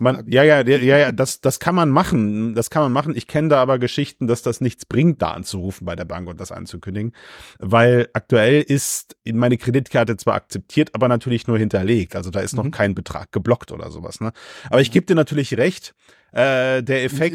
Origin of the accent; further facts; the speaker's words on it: Germany; ich bin Deutscher